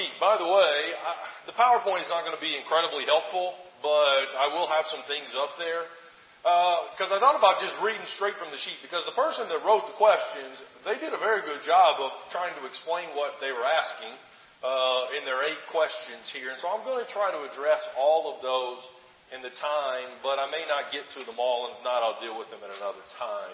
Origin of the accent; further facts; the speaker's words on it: Alabama, United States; moved away; my home state of Alabama